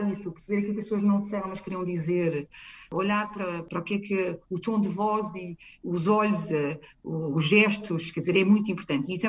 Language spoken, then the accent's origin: Portuguese; Portugal; now in United Kingdom; e a nossa família, como é portuguesa, eu acho que torna-se fácil